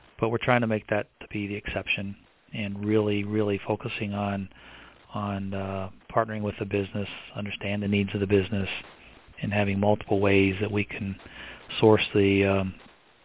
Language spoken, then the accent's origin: English; Evansville, Indiana, United States; moved away; my hometown in Evansville, Indiana